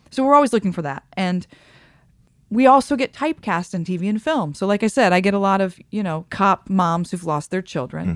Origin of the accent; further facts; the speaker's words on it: Midwest, United States; moved away; I come from the Midwest